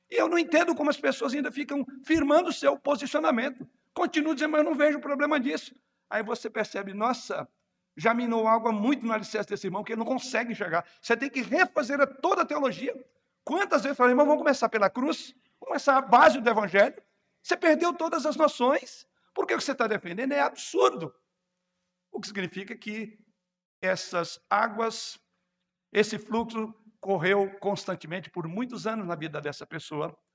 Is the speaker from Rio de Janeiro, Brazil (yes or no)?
yes; Rio de Janeiro, Brazil; Na minha juventude, morando no Rio de Janeiro, era muito comum a região onde eu morava ter algumas lagoas ali na região.